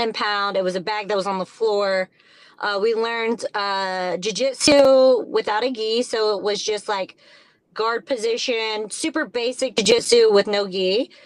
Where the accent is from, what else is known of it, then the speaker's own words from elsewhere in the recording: southern Indiana, United States; So we moved southern Indiana to 188 acres on a farm.